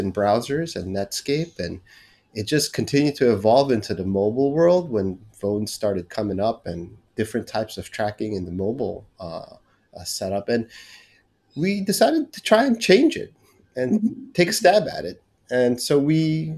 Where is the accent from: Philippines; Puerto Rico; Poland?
Philippines; moved away as an adult; also born or lived in United States / California; now in Singapore; born and raised in the Philippines and moved to the United States to study in college.